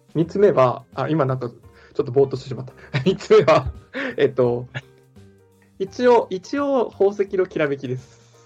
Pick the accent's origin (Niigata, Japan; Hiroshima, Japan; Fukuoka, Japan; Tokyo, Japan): Fukuoka, Japan; accent: Hakata dialect; moved away as an adult; 僕、福岡、もうずっと福岡だったのもありますし、奥さんも福岡なので、あの、博多弁が出ます